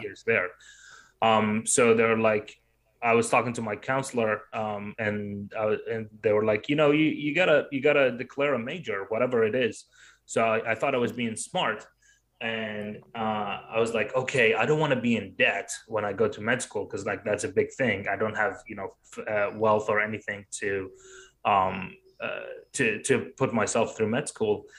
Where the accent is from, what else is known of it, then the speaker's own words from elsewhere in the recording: Baghdad, Baghdad Governorate, Iraq; moved away; I was growing up in Baghdad